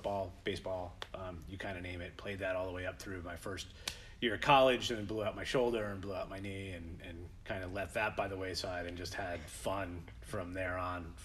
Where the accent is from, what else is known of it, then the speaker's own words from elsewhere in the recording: Kingston, New York, United States; now in Moodus, United States; Currently in Moodus, just down the road, originally from Kingston, New York